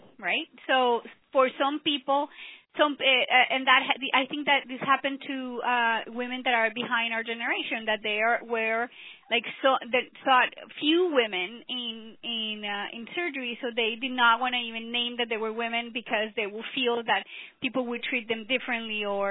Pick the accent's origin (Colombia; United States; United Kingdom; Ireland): Colombia; moved away as an adult; I came from Colombia, South America